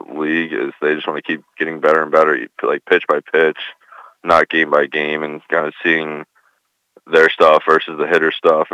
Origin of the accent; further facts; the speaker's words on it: New York, United States; moved away; also born or lived in Cincinnati; I grew up in New York just originally, so I grew up kind of a Giants fan.